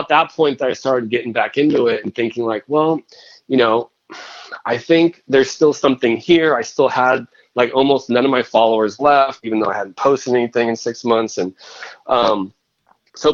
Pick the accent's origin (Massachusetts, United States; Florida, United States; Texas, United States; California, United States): California, United States; Northern; also born or lived in Boston; I'm from California, Northern California